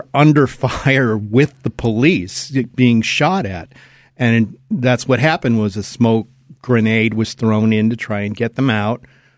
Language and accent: English; Cleveland, Ohio, United States; my hometown, Cleveland, Ohio